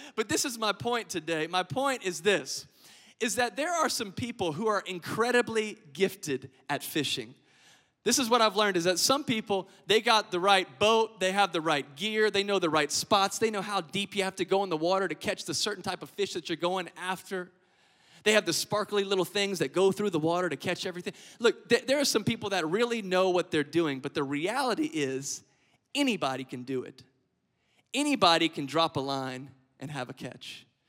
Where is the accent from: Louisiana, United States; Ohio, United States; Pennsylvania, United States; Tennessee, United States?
Louisiana, United States; Lafayette; moved away as an adult; now in Biloxi, United States; I'm originally from Lafayette, Louisiana